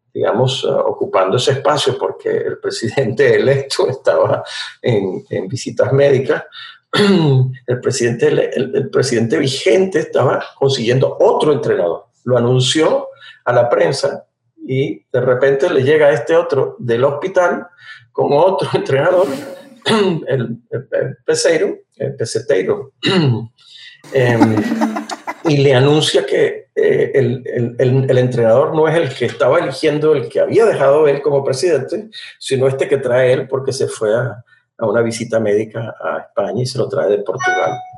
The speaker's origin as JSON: {"language": "Spanish", "country": "Venezuela", "said": "como venezolano"}